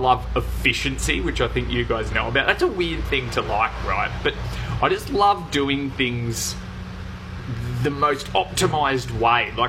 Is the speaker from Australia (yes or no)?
yes; Gold Coast, Queensland, Australia; moved away as an adult; now in Townsville, Australia; I grew up on the Gold Coast, and I only just moved away for the first time, actually, about 6 months ago, when I moved up to Townsville